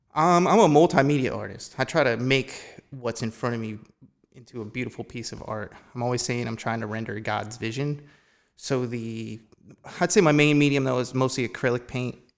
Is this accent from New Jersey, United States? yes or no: yes; Phillipsburg, New Jersey, United States; now in Easton, United States; I've been in the Lehigh Valley pretty much my whole life. I grew up in Phillipsburg.